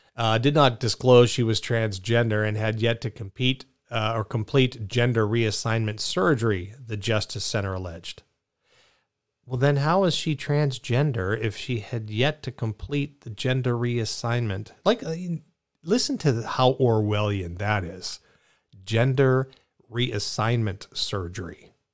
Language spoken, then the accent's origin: English; Pittsburgh, Pennsylvania, United States; I kinda like jag off 'cause I grew up in Pittsburgh